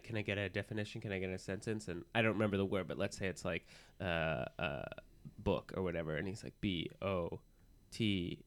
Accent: Los Angeles, California, United States; moved away; I'm from Los Angeles

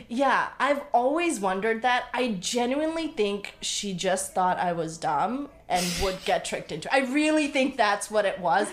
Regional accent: Bangladesh; I was born on October 30th, 1989, in Bangladesh

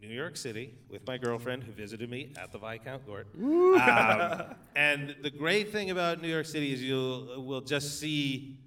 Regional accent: Calgary, Alberta, Canada; I lived in Calgary, born and raised in Calgary

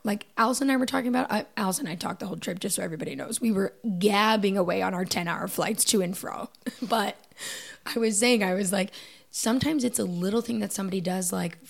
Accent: Canada; moved away; I think especially us coming from Canada, I think we're a little weird.

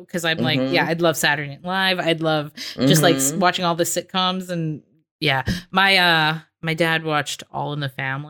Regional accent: Calgary, Alberta, Canada; I'm from Calgary.

